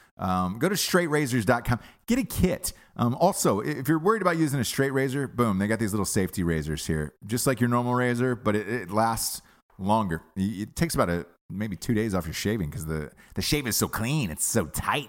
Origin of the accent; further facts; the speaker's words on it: United States; as an American